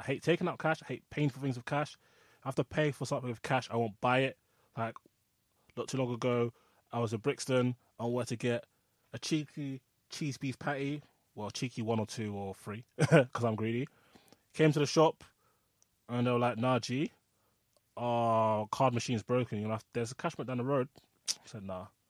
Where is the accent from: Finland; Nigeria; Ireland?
Nigeria; I'm Nigerian